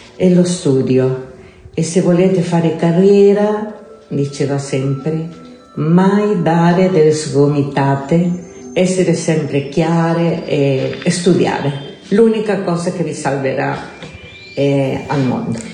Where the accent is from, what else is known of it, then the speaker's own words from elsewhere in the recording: Santiago, Santiago Metropolitan Region, Chile; Italian is a second language; now in Italy; sono nata in Cile da una famiglia umile. Eh, sono cresciuta senza papà